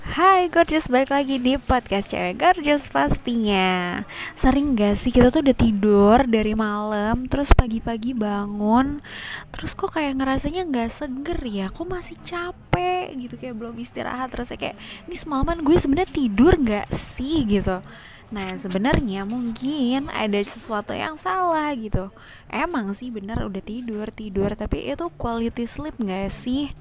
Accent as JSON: {"language": "Indonesian", "country": "Indonesia", "said": "kita ya, orang Indo"}